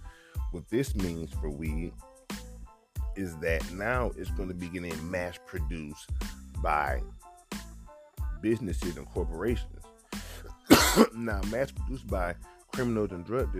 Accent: Georgia, United States; moved away; I'm from Georgia.

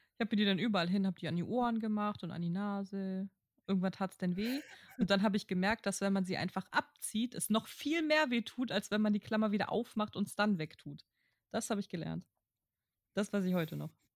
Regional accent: Kiel, Schleswig-Holstein, Germany; moved away; Mettenhof, ohne Scheiß, da wo ich aufgewachsen bin

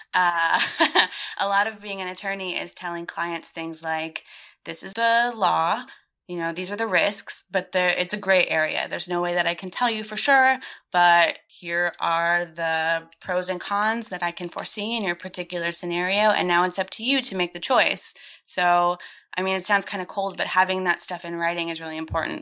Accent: Gulfport, Florida, United States; moved away as an adult; also born or lived in Chicago; I grew up in Gulfport, Florida, which is a really small town on the western coast of Florida on the Gulf of Mexico

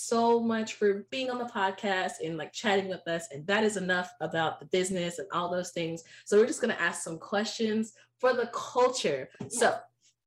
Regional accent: United States

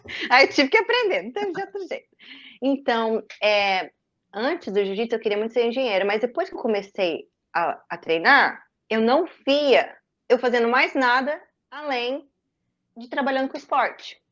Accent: Campo Mourão, Paraná, Brazil; moved away as an adult; also born or lived in Curitiba; em Campo Mourão, na minha cidade natal

